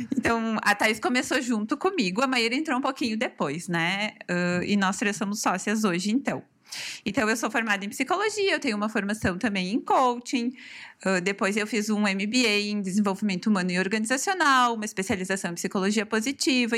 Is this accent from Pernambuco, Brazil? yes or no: no; Farroupilha, Rio Grande do Sul, Brazil; E sou natural aqui de Farroupilha, sempre uhum. morei aqui